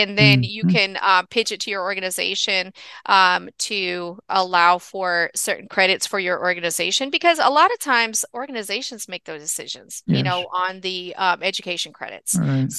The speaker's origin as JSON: {"language": "English", "region": "California", "country": "United States", "tie": "born or raised there", "said": "I grew up in Southern California, so that's kind of gone, though. It was a long time ago."}